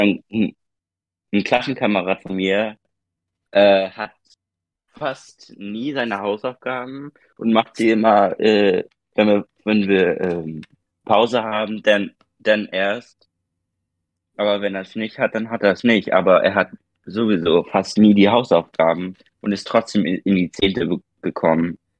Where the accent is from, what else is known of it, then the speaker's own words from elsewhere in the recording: Germany; bei uns in Deutschland